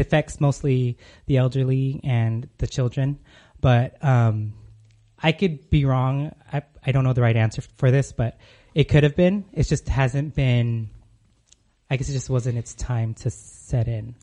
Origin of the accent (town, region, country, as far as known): California, United States; moved away as an adult; now in Arizona, United States